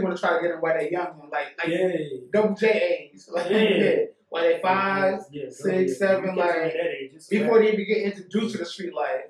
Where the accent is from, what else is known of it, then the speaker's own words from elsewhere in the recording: New York City, New York, United States; I'm from Bronx, New York.